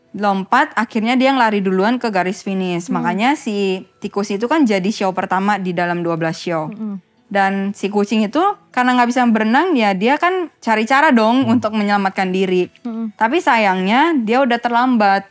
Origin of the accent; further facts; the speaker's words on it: Jakarta, Indonesia; also born or lived in Taiwan; kita sebagai anak Jakarta